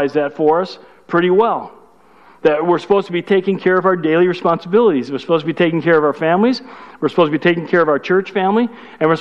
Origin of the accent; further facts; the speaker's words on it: Chicago, Illinois, United States; I'm from Chicago. That's good English from Chicago